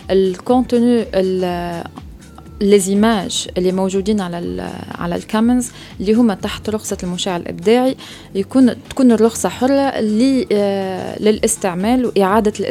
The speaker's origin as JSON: {"language": "Arabic", "country": "Tunisia", "said": "بالضبط دونك كيل هي منظمه اسستها انا وشباب اخرين من تونس"}